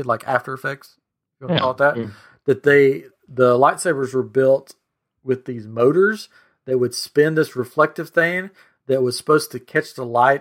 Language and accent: English; Tennessee, United States; I'm from Tennessee